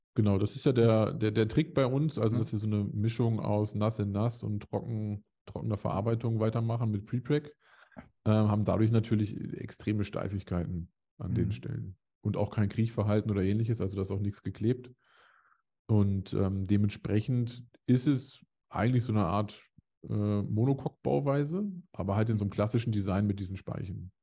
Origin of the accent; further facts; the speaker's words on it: Hanover area, towards Hameln, Lower Saxony, Germany; moved away; also born or lived in Dresden; also man könnte behaupten, es wäre Großraum Hannover